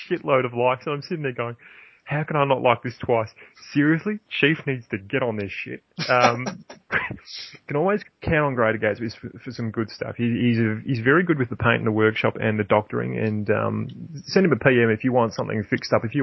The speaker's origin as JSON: {"language": "English", "country": "New Zealand", "accent": "New Zealand", "said": "Um, I don't know how I'm going to go with my New Zealand accent tonight."}